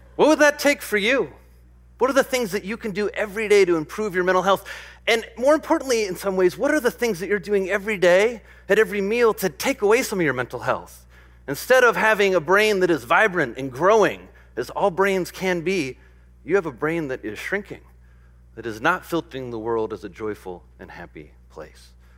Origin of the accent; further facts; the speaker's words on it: Midwest, United States; I grew up in the Midwest